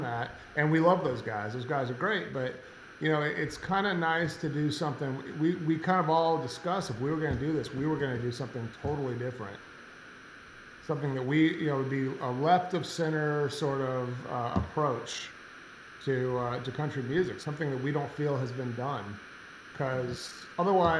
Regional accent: Colorado, United States; now in Nashville, United States; I grew up in Colorado in the rodeo world

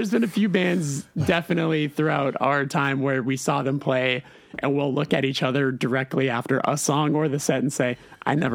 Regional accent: Maryland, United States; yeah, I'm from Calvert County.

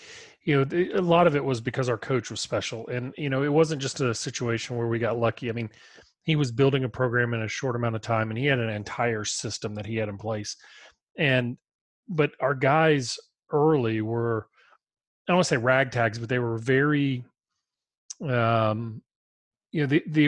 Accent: St. Louis, Missouri, United States; now in Birmingham, United States; I'm from St. Louis. Even better. I grew up a Cardinal fan.

